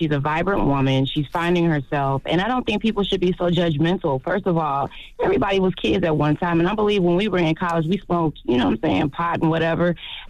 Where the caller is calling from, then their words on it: St. Louis, Missouri, United States; I'm calling from St. Louis.